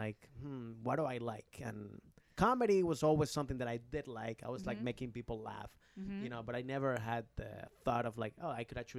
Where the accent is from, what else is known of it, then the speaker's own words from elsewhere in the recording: Rockville, Maryland, United States; also born or lived in Bethesda; Rockville, Maryland. I mean